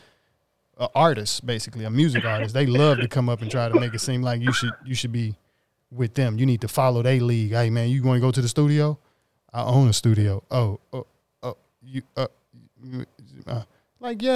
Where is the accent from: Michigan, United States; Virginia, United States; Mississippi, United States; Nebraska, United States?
Mississippi, United States; now in Los Angeles, United States; I'm from Mississippi